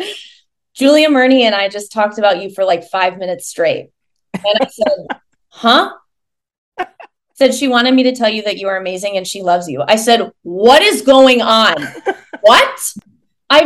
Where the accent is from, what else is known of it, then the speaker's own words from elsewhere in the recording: Iowa, United States; moved away; I am from the Midwest. I grew up in Iowa